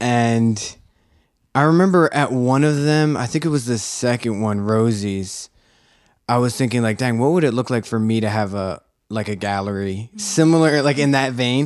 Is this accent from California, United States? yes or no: no; Philadelphia, Pennsylvania, United States; I grew up here in Philadelphia